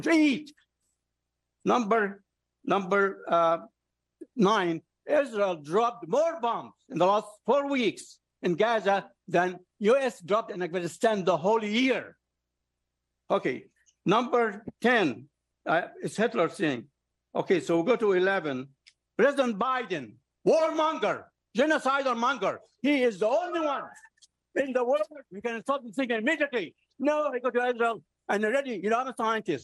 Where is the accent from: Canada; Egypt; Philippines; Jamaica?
Egypt; moved away; I come from Egypt